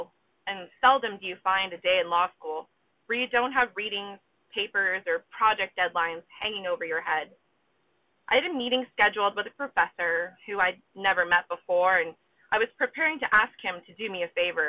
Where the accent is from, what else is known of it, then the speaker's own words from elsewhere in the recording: Southern California, United States; I grew up in Southern California, not far from the border